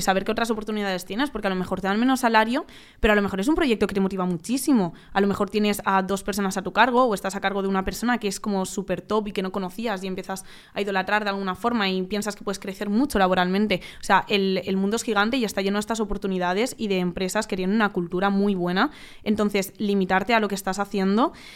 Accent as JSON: {"language": "Spanish", "town": "Valencia", "region": "Valencian Community", "country": "Spain", "moved": "as an adult", "lives_now": "Madrid, Spain", "said": "yo soy de Valencia, pues yo me mudé a Madrid"}